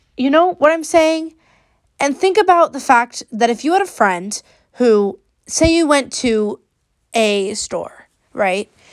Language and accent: English; Bay Area, California, United States; I am sixteen, and I'm from the Bay Area